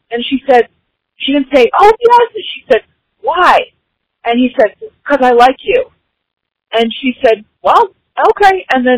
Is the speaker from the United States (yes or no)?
yes; Rickseyville, Virginia, United States; I'm from Rickseyville, Virginia.